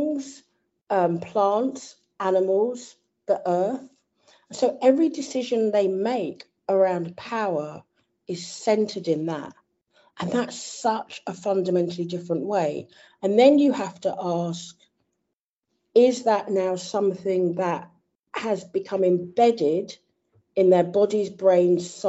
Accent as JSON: {"language": "English", "town": "Croydon", "region": "London", "country": "United Kingdom", "said": "I come from Croydon"}